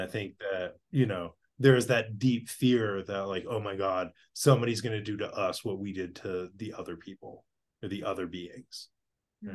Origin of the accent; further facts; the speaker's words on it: Boston, Massachusetts, United States; I grew up in Boston